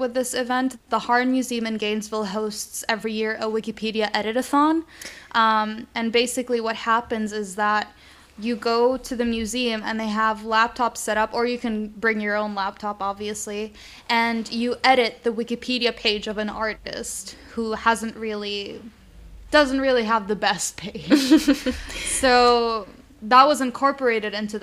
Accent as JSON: {"language": "English", "country": "Lebanon", "tie": "born or raised there", "said": "as I was growing up in Lebanon"}